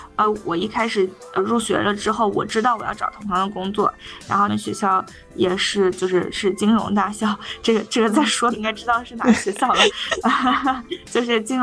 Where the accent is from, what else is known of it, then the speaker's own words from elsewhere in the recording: China; now in United States; 为什么我们中国人要戴口罩